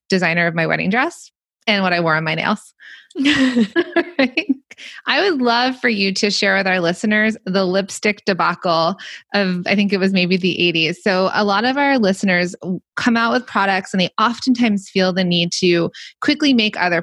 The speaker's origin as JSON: {"language": "English", "town": "Los Angeles", "region": "California", "country": "United States", "tie": "born or raised there", "said": "I grew up in the Valley where this all started."}